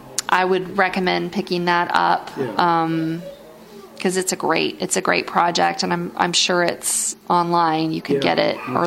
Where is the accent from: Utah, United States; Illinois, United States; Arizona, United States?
Utah, United States; In my home state of Utah.